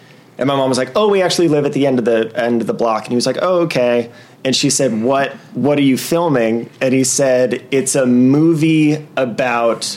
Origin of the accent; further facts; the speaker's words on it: Los Angeles, California, United States; I grew up in the Valley